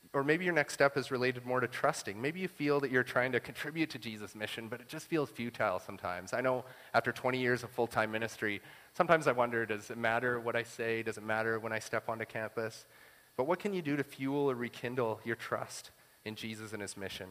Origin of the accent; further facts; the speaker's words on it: Saskatchewan, Canada; I'm from Saskatchewan